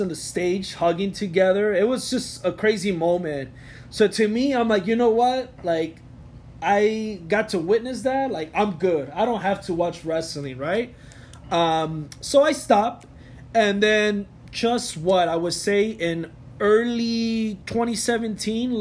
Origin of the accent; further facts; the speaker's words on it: Chicago, Illinois, United States; also born or lived in Mexico City, Mexico; I was born in the Lucha Libre world, Mexico City. But I was raised in Chicago my whole life